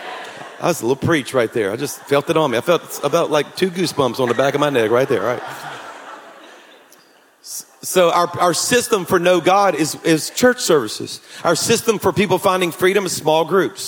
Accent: Louisiana, United States; I'm from Louisiana

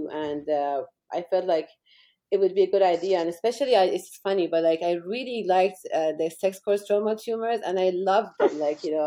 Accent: Iran; moved away as an adult; also born or lived in England; now in Orlando, United States; they went back to Iran in the middle of the war between Iran and Iraq. And I grew up during the war. And I was there until I finished medical school

